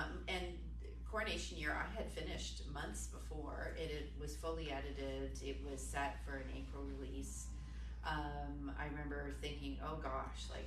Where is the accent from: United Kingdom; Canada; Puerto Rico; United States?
Canada; As a Canadian, I live in that system